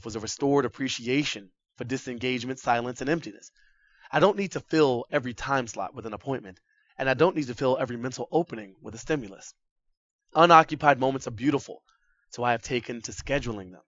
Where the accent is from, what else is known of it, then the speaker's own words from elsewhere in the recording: Boston, Massachusetts, United States; moved away; Boston was once my hometown